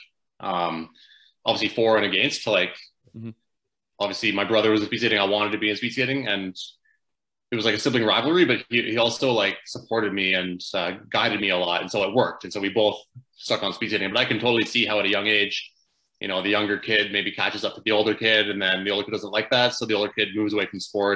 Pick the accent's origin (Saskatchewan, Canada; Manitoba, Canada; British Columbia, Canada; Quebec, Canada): British Columbia, Canada; Fort St. John; also born or lived in Chetwynd, British Columbia; I was born in Chetwynd, BC. And I'm known as being from Fort St. John because I moved there when I was four and that was the club I grew up